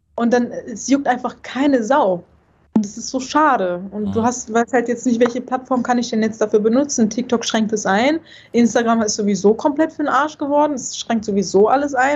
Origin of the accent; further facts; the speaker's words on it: North Rhine-Westphalia, Germany; ich komme ja nicht von hier, weißt du? Ich komme ja aus NRW